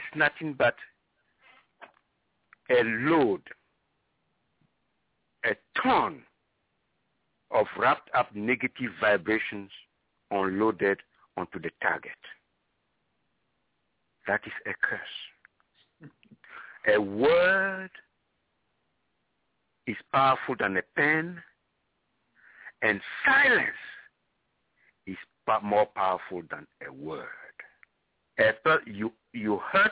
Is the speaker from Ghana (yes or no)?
yes; Ghana; moved away; I come originally from Ghana